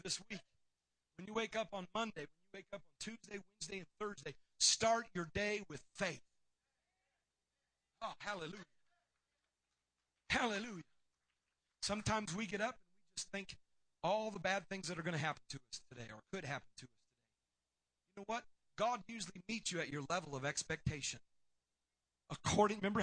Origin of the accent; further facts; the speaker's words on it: Tennessee, United States; I'm from Tennessee.